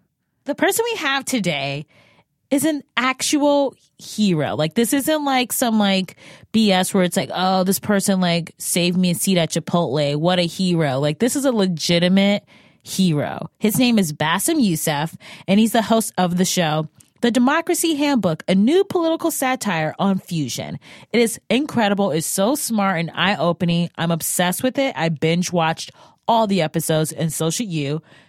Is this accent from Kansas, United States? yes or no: no; Cleveland, Ohio, United States; I'm from Cleveland.